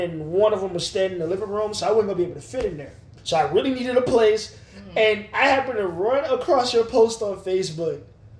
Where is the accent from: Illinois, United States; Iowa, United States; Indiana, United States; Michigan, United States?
Michigan, United States; Ann Arbor; also born or lived in LaGrange; now in Atlanta, United States; I am originally from Ann Arbor, Michigan, but I was born here in Atlanta, Georgia. Spent a lot of time in LaGrange.